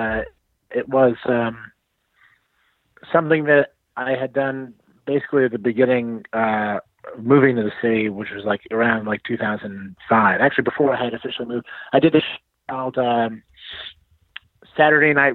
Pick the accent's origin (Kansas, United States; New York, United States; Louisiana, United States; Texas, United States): New York, United States; Westchester; I'm just like from Westchester, which is like 45 minutes north.